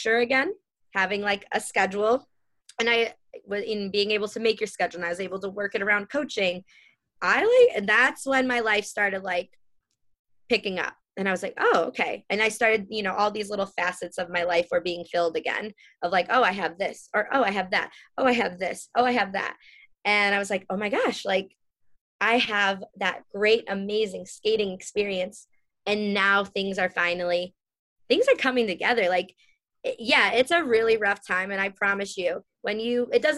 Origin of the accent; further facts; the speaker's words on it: Chicago, Illinois, United States; moved away; also born or lived in California; I grew up in Chicago. So then I moved to California